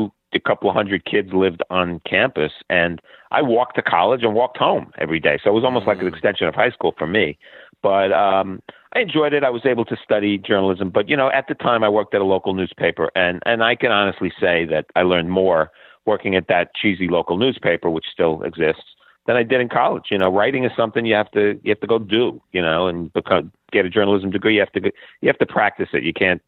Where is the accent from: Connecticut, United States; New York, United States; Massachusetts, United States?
New York, United States; Brooklyn; Well, it was idyllic, really. I mean, Bay Ridge, Brooklyn was a melting pot.